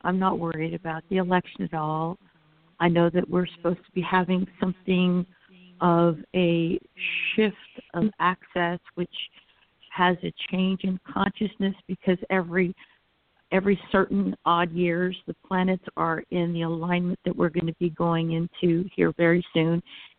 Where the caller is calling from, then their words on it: Central Florida, United States; I'm calling from Central Florida.